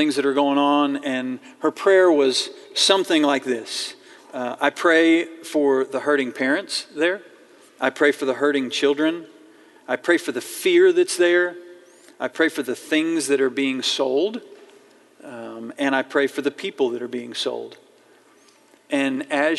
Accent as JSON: {"language": "English", "town": "Fayetteville", "region": "Arkansas", "country": "United States", "tie": "born or raised there", "said": "I grew up in Fayetteville. I was born here. I was raised here"}